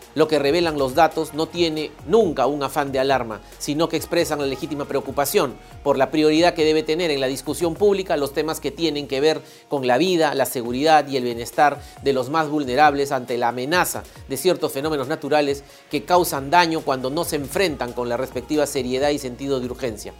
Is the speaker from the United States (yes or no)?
no; Peru; nuestro bienestar como peruanas y peruanos